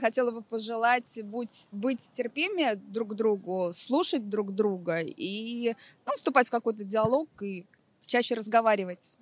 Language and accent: Russian; Riga, Latvia; Я из Риги